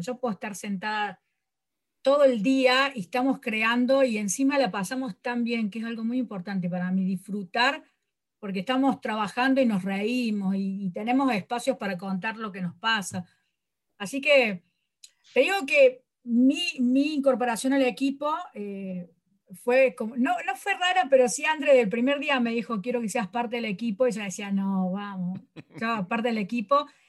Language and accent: Spanish; Córdoba, Argentina; soy de Córdoba